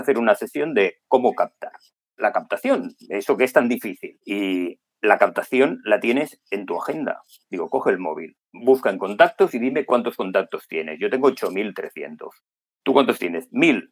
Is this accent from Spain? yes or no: yes; Málaga, Andalusia, Spain; moved away; estoy yo aquí en la otra punta del mundo, aunque soy de Málaga